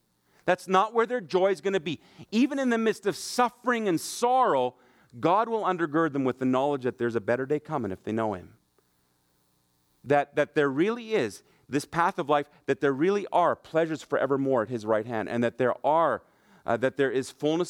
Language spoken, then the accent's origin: English; Germany; also born or lived in Brandon, Manitoba; I grew up in Germany. Mom and dad are missionaries there. But when we were on furlough, we used to live in just outside of Brandon, Manitoba.